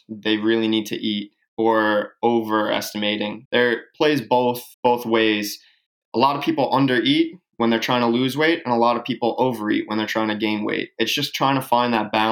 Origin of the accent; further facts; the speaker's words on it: Long Island, New York, United States; I grew up in Long Island, New York